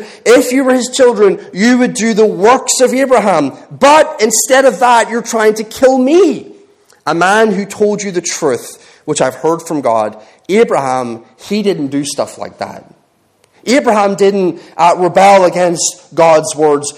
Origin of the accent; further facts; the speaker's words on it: Ireland; moved away as an adult; now in England, United Kingdom; I'm Irish